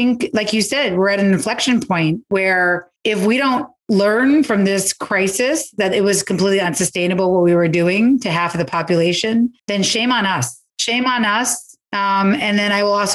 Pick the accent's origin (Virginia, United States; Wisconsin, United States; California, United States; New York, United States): New York, United States; New York City; when I was a kid and growing up in the Lower East Side